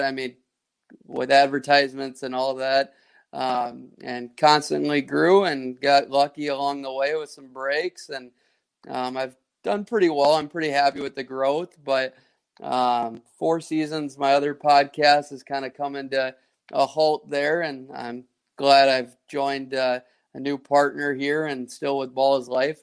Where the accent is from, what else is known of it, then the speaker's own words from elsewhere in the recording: Minnesota, United States; also born or lived in Kansas City; I'm from Minnesota. I lived in KC for three and a half years, and then in college a little bit. So I'm back in Minnesota.